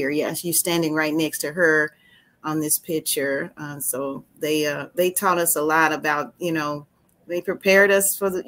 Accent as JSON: {"language": "English", "town": "Marvell", "region": "Arkansas", "country": "United States", "tie": "born or raised there", "said": "I grew up in Marvel, Arkansas, and in, in the South"}